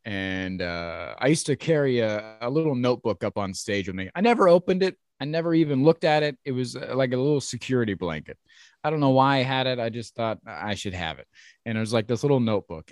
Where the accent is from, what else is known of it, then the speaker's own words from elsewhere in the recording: Ohio, United States; I grew up in Ohio and I came up through the ranks in Ohio